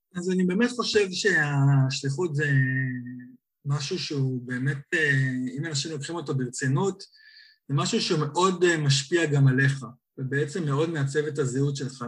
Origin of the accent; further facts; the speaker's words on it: Nir Galim, Central District, Israel; moved away as an adult; also born or lived in California, United States; now in London, United Kingdom; במקור אני ממושב שיתופי ניר גלים